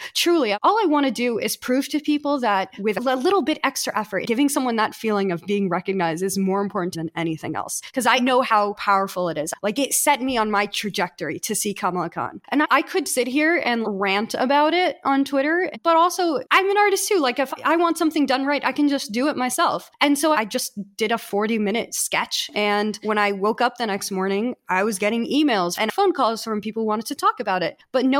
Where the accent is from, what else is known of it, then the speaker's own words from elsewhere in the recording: Boston, Massachusetts, United States; moved away as an adult; now in West Coast, United States; I'm from Boston. Boston, born and raised, baby. And I am the first kid actually in my family to be born in the United States. Both of my parents are Jordanian.